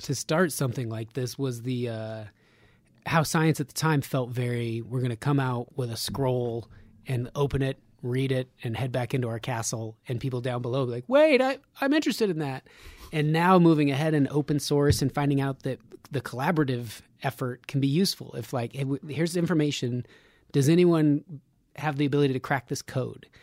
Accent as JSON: {"language": "English", "region": "Nevada", "country": "United States", "said": "I'm from Nevada"}